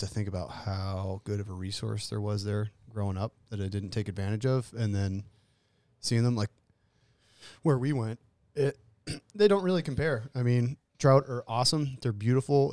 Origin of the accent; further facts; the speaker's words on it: Pennsylvania, United States; moved away; I grew up in Pennsylvania on the Allegheny